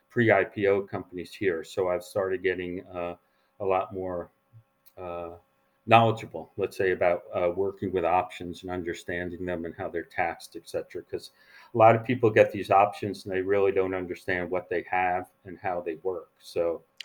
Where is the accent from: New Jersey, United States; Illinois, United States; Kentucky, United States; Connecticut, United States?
New Jersey, United States; northeastern; moved away as an adult; also born or lived in New Rochelle, New York / New York; now in San Francisco, United States; I was born in New Rochelle, New York, and then, um, mo, uh, I grew up in New Jersey, northeastern New Jersey.